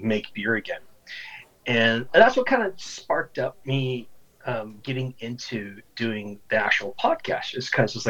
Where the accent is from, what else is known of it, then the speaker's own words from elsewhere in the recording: Canada; also born or lived in Ottawa, Ontario; I'm a Canuck, so I'm a Canadian out here in Ottawa, Ontario